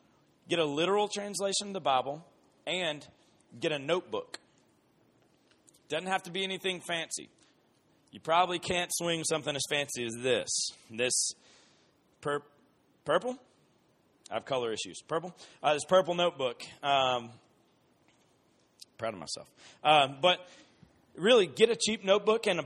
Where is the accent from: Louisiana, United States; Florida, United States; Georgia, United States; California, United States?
Georgia, United States; Columbus; moved away; I grew up in Columbus, Georgia